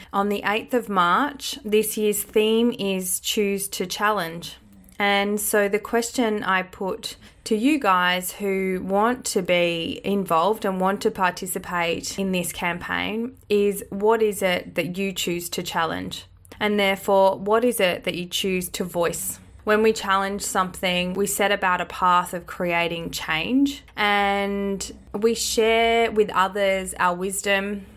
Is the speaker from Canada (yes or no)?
no; Australia; born or raised there; accent: Australian